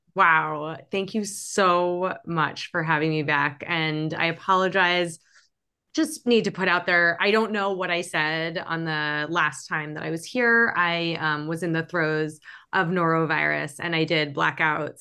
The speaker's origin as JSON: {"language": "English", "town": "New York City", "region": "New York", "country": "United States", "tie": "born or raised there", "said": "I grew up in New York City"}